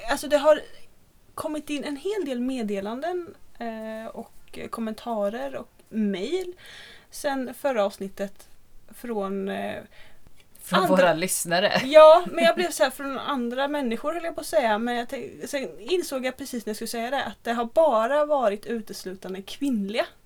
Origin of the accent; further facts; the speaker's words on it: Småland, Sweden; Jag är från Småland.